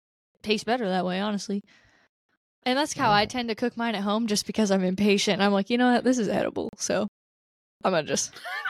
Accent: United States; And also, I'm very American, and I didn't know where I was going, so I just sat still.

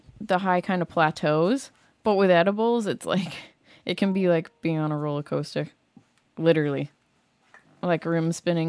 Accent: Massachusetts, United States; Support local Maine. I'm not from Maine. I'm from Massachusetts.

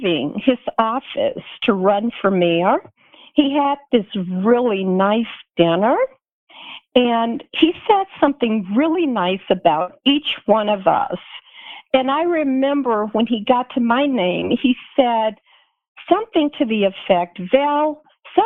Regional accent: Tuscaloosa, Alabama, United States; moved away as an adult; also born or lived in Colorado; I grew up in Tuscaloosa, Alabama

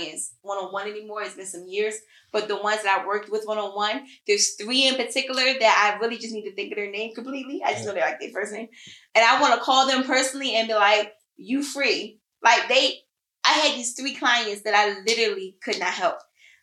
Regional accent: Philadelphia, Pennsylvania, United States; I'm still from Philly

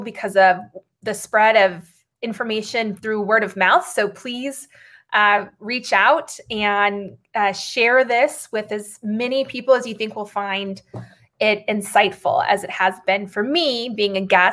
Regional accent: Arizona, United States; now in San Francisco, United States; Arizona, the state where I grew up

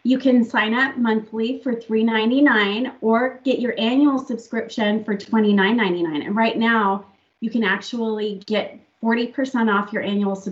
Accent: England, United Kingdom; I am English

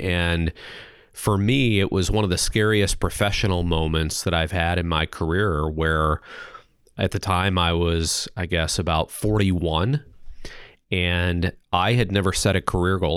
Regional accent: eastern Missouri, United States; now in Des Moines, United States; originally from a small farm town in eastern Missouri

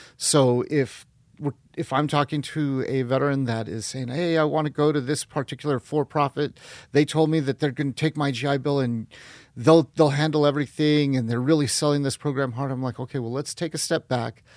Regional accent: northern New Mexico, United States; also born or lived in Guatemala; we came up when I was six months old and then grew up in northern New Mexico

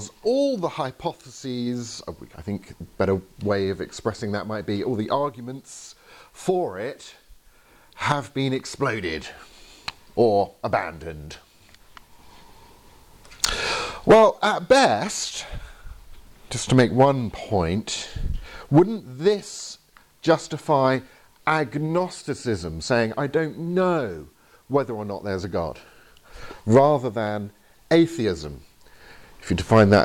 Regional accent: England, United Kingdom; I'm from England

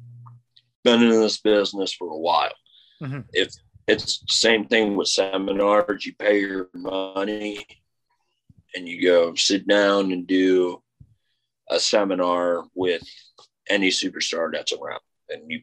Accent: Muscatine, Iowa, United States; Muscatine, Iowa is my hometown.

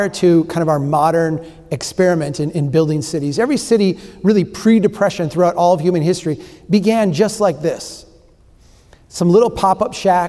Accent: Brainerd, Minnesota, United States; This is my hometown. This is Brainerd, Minnesota

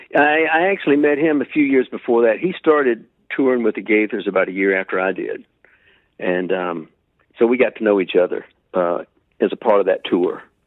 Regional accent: Macon, Georgia, United States; also born or lived in South Carolina; I ended up back in my hometown of Macon, Georgia

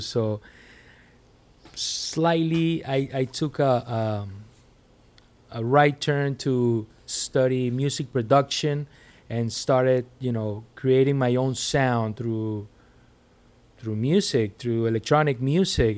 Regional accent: Puerto La Cruz, Anzoátegui, Venezuela; moved away as an adult; now in Miami, United States; Growing up in Venezuela was a thing 'cause, 'cause basically there was a lot of music going on. There's a lot of, of Caribbean power, you know, in my town, Puerto La Cruz.

